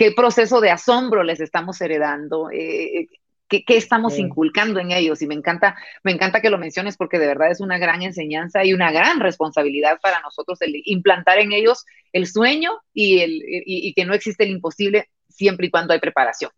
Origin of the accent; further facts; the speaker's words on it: Guatemala; Nosotros los guatemaltecos